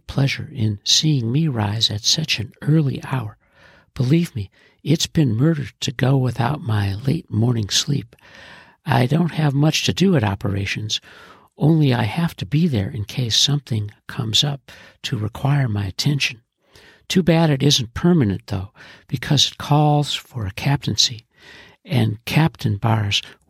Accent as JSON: {"language": "English", "region": "Illinois", "country": "United States", "tie": "born or raised there", "said": "we were growing up in Illinois"}